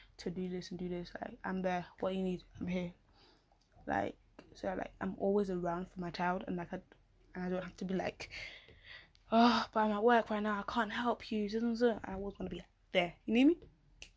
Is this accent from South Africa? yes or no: no; United Kingdom; I'm so British.